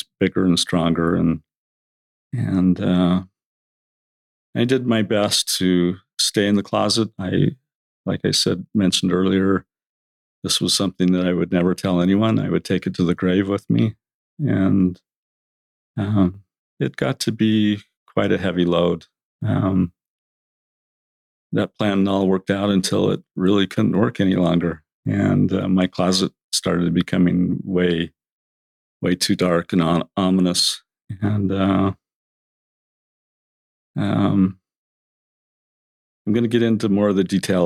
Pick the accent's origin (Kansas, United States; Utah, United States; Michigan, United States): Utah, United States; Orem; I grew up in Orem.